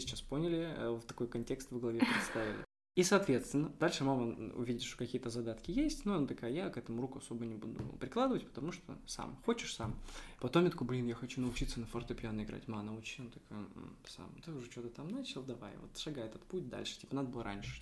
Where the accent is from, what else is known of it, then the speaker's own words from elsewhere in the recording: Omsk, Omsk Oblast, Russia; now in Saint Petersburg, Russia; я вообще, э, из Омска, из Омской области, я из Сибири